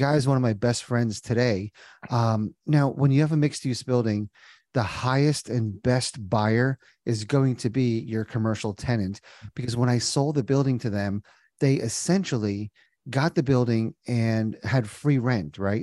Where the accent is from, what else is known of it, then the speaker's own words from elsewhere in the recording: New Jersey, United States; moved away as an adult; also born or lived in Indiana; now in Cincinnati, United States; born and raised in Jersey